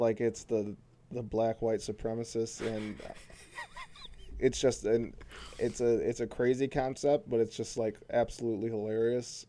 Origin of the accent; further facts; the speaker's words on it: Flint, Michigan, United States; I'm from Flint